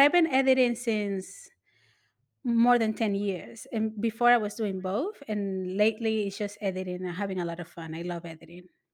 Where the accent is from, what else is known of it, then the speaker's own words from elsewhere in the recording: New York City, New York, United States; I am from the Lower East Side